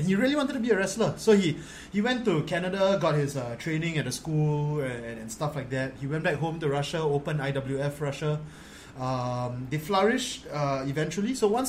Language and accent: English; Singapore; back home in Singapore